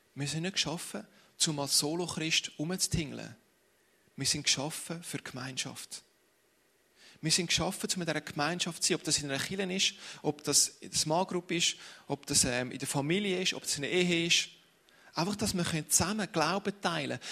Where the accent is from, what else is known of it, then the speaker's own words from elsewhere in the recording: Ticino, Switzerland; ich bin Tessiner